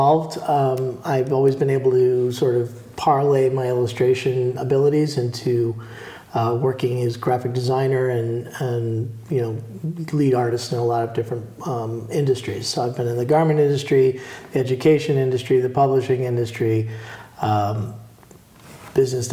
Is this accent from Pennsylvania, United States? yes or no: no; New York City, New York, United States; also born or lived in Boston; now in New Orleans, United States; Growing up in the New York City area